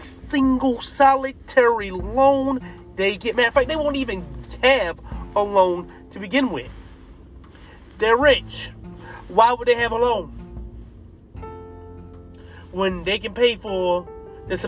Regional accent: United States; We are American citizens

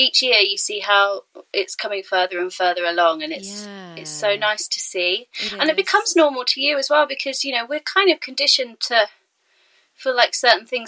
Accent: Cambridge, East of England, United Kingdom; moved away as an adult; also born or lived in London; now in Brighton, United Kingdom; I'm originally from Cambridge

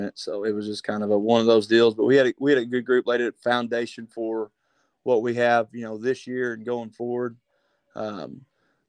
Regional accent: McAlester, Oklahoma, United States; moved away as an adult; I'm originally from McAlester.

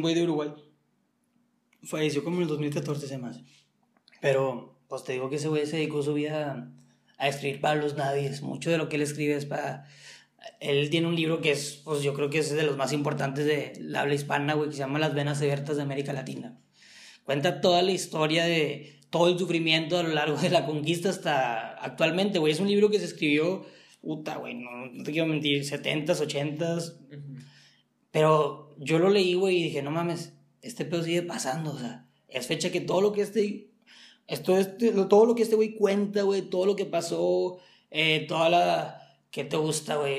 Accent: Mexico; los mexicanos, pues como que ya tenemos el estereotipo

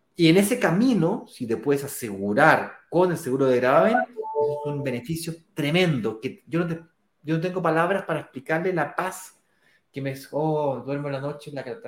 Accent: Chile; ahí trabajo como cualquier chileno clase media normal que me jubilo a los 65

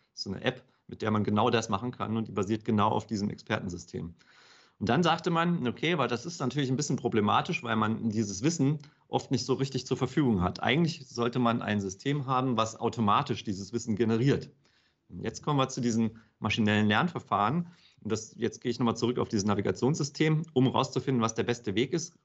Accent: Hesse, Germany; ich bin in, in Hessen aufgewachsen

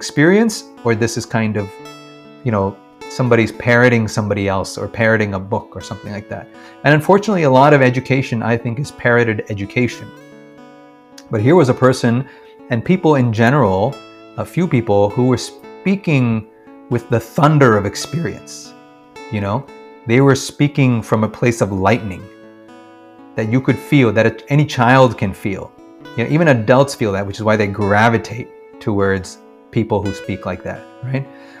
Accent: Kerala, India; also born or lived in Washington, D.C., United States; So, yes, I was born in Washington, D.C. And then within a year or two, I think, we moved back to India, actually. So my first memories are from Kerala, in the village

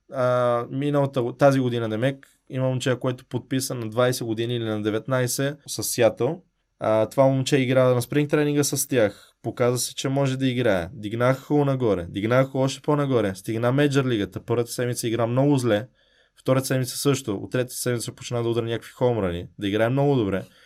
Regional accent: Bulgaria; moved away; also born or lived in Italy; аз съм от България

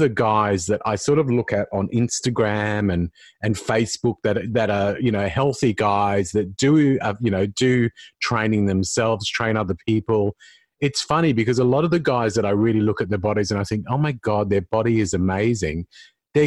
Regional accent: Sydney, New South Wales, Australia; moved away as an adult; now in Adelaide, Australia; I live in Adelaide now, but I'm from Sydney

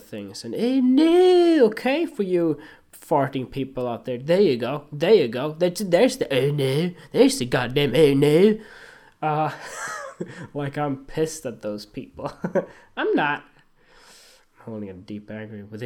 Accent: Sweden; moved away; also born or lived in Australia; I went to school here in Sweden, then in Australia, then come back here

